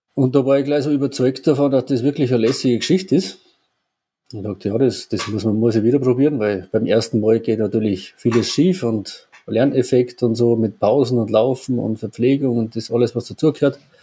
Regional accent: Obertrum am See, Salzburg, Austria; ich komme ja aus Obertron

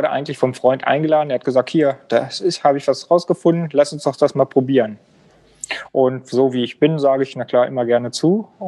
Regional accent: Osterode am Harz, Lower Saxony, Germany; Also ich bin 37 Jahre alt, komme auf dem wunderschönen Osterode am Harz, also ein Harzer Bub.

